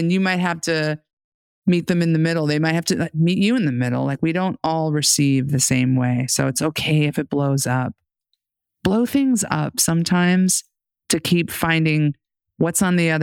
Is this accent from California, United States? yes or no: no; New York City, New York, United States; I grew up in the New York City metro area.